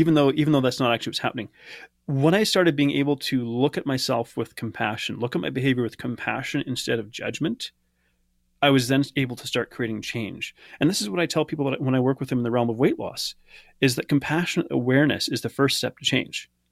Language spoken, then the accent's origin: English; Canada; I, I grew up in Canada